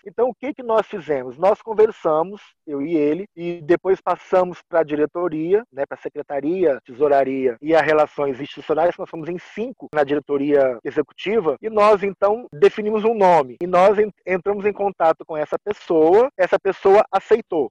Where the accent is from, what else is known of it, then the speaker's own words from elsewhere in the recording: Guarapari, Espírito Santo, Brazil; moved away as an adult; now in Paraná, Brazil; Eu sou nascido em Guarapari, no Espírito Santo, mas eu moro há dois anos e seis meses no Paraná